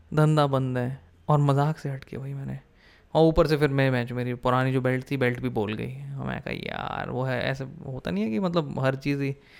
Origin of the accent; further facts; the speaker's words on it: Delhi, India; moved away; also born or lived in New York / London / San Jose, California / Milpitas, California; दिल्ली में तो चलो पै, पैदा हुआ पला बड़ा